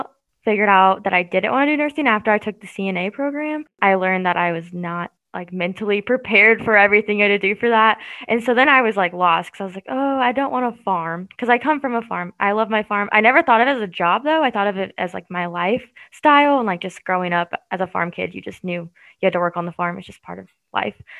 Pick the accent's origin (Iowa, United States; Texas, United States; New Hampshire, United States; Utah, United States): Iowa, United States; Winterset; moved away; I'm from Winterset, Iowa, just south of like Des Moines